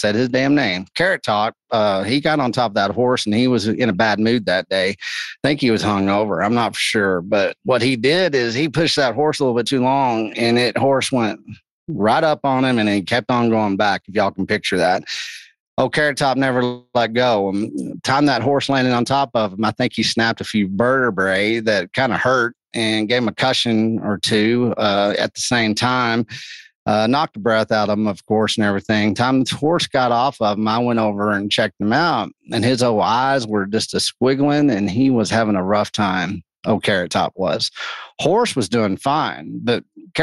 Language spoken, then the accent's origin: English; Texas, United States; also born or lived in Austin; I'm from Texas